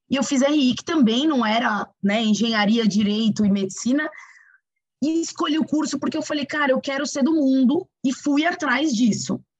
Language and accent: Portuguese; São Paulo, Brazil; also born or lived in Suzano; eu sou de Suzano, mas moro em São Paulo a vida toda. Entre esse morar em São Paulo, mudei para 13 lugares pelo Brasil e pelo mundo.